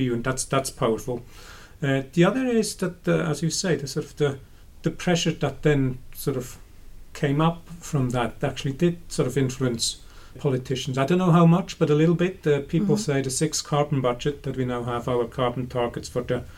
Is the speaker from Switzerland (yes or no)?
yes; Switzerland; now in United Kingdom; I grew up in Switzerland